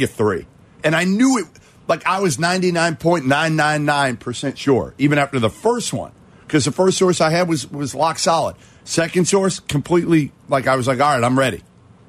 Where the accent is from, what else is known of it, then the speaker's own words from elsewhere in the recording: Boston, Massachusetts, United States; I'm from Boston.